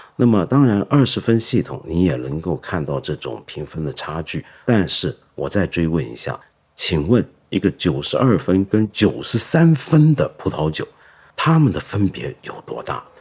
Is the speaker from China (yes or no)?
yes; China; 我们中国人喝茶